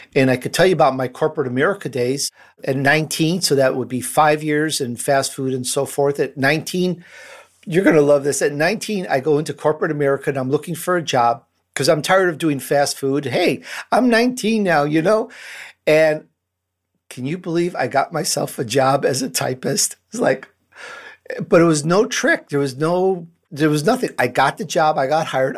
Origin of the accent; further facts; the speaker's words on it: Chicago, Illinois, United States; accent: Chicago; also born or lived in Sicily, Italy; I grew up in Chicago